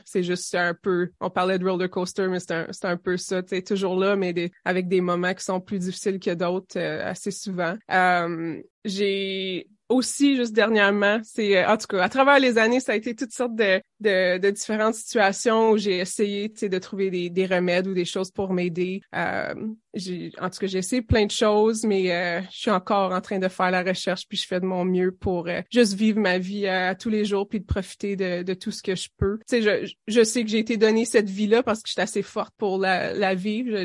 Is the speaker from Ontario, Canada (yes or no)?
yes; Timmins, Ontario, Canada; moved away; je suis originaire de Témine en Ontario du Nord